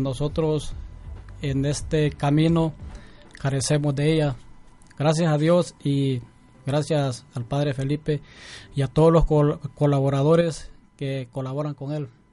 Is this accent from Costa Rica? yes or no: no; Honduras; moved away as an adult; yo soy de Honduras